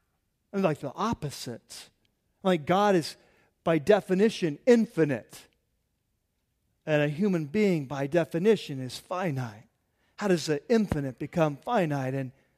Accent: California, United States; You know, Lynn and I grew up in San Diego County, in North County there, like Vista Oceanside, Carlsbad, and there was a little town called Bonzel there.

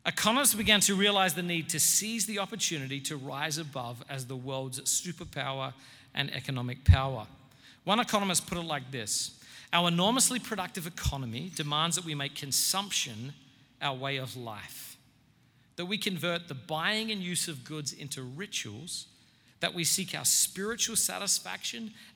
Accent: Australia; now in United States; I'm not a self-righteous Australian

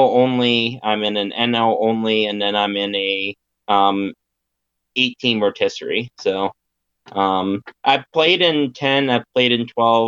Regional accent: Roanoke, Virginia, United States; also born or lived in Williamsburg, Virginia; I am in Roanoke, Virginia. That is my hometown.

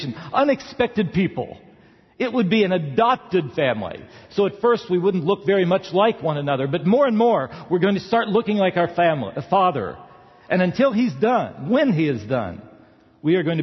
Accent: the South, United States; I grew up in the South

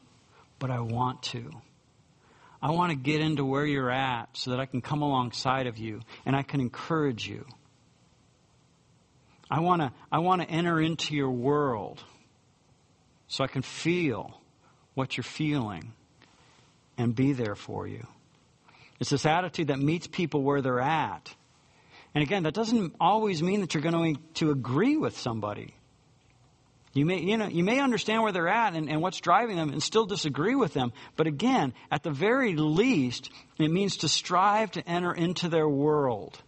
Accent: United States; us being Americans

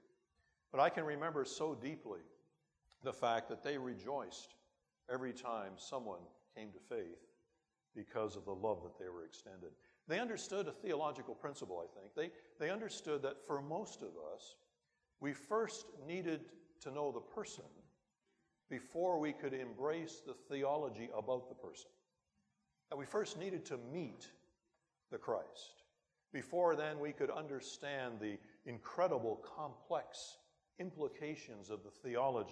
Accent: Timmins, Ontario, Canada; my hometown of Timmins that it wasn't the end of the world, but you could see it from there.

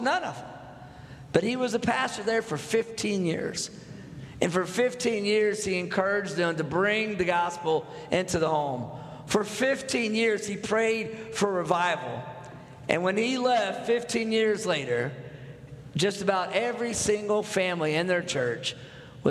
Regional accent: North Texas, United States; I'm from Texas. I grew up in North Texas. I live in Fort Worth, Texas right now, but I'm the first Texan in my family

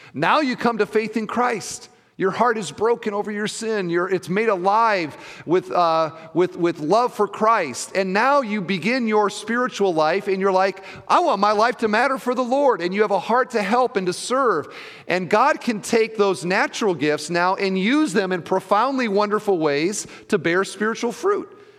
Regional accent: Iowa, United States; now in Indiana, United States; I grew up in Iowa

